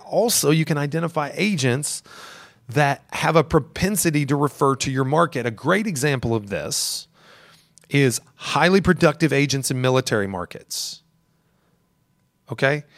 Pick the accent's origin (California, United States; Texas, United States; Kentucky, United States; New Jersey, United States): Kentucky, United States; Elizabethtown; now in Louisville, United States; I'm from Elizabethtown